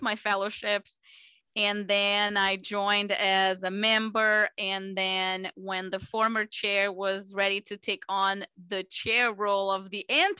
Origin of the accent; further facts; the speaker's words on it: Brazil; moved away as an adult; also born or lived in Miami, United States; now in United States; I'm originally from Brazil. I did residency in Brazil